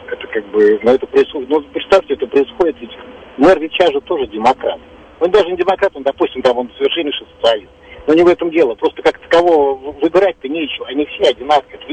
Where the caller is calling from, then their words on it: New Jersey, United States; also born or lived in New York; Я звоню из Нью-Джерси, бывшая жительница да. Нью-Йорка.